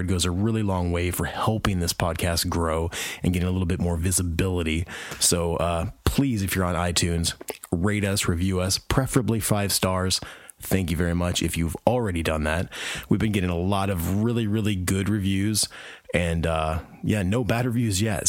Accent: Indiana, United States; also born or lived in Alabama; Now I'm back in Indiana, where I'm from originally.

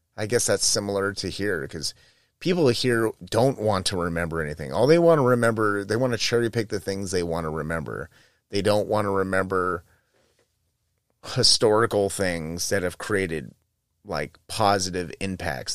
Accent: United States; I'm American

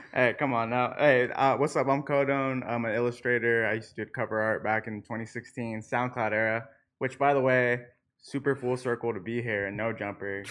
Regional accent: Tulsa, Oklahoma, United States; I'm from Tulsa

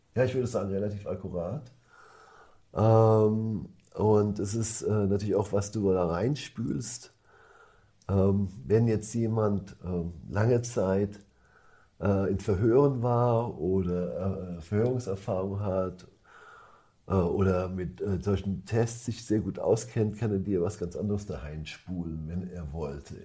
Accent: Germany

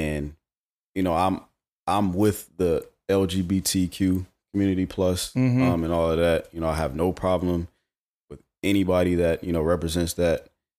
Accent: Charlotte, North Carolina, United States; Yeah, from Charlotte. Born and raised.

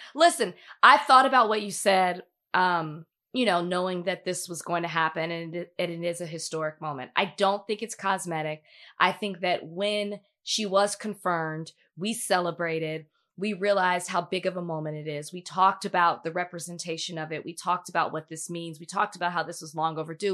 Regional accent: Dallas, Texas, United States; moved away; I'm a black woman. I'm from Dallas

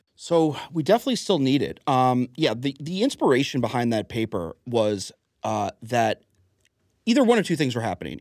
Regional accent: Huntington, New York, United States; also born or lived in North Carolina; I was born in Huntington Hospital on, on Long Island

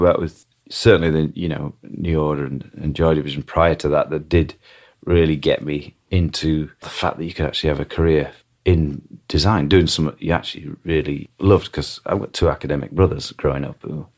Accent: Barnsley, Yorkshire and the Humber, United Kingdom; growing up in Barnsley

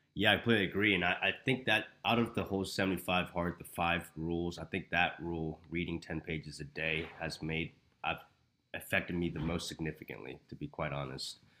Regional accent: Houston, Texas, United States; moved away as an adult; now in Arizona, United States; I am from Houston, Texas

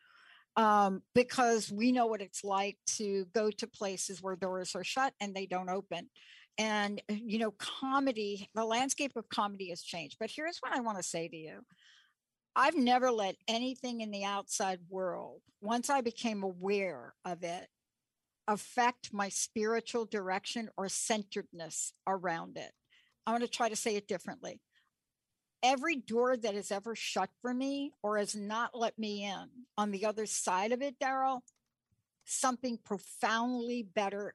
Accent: New York, United States; I grew up in New York

